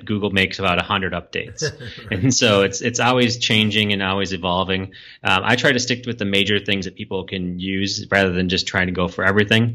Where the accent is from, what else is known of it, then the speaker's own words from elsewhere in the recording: Minneapolis, Minnesota, United States; my home state and hometown in Minneapolis.